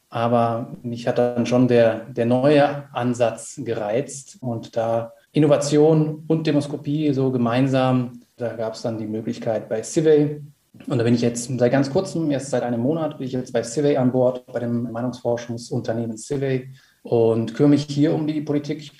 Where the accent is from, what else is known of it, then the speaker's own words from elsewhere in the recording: Rhineland, Germany; ich bin Rheinländer, da bin ich zumindest groß geworden